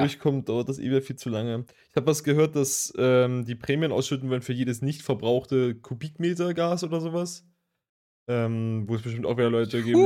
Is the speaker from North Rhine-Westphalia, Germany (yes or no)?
no; Leipzig, Saxony, Germany; von uns als Leipziger